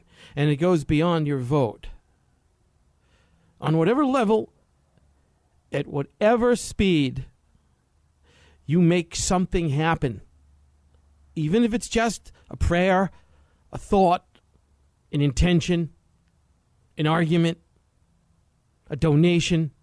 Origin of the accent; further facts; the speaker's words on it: New York City, New York, United States; I'm from New York City